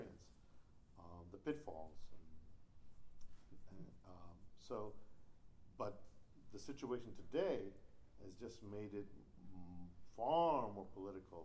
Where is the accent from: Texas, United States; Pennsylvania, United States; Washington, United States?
Texas, United States; El Paso; my hometown of El Paso